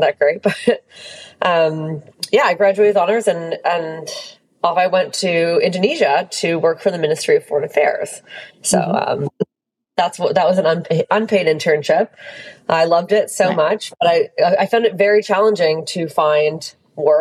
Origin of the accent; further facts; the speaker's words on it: Hamilton, Ontario, Canada; I grew up in Hamilton, Ontario.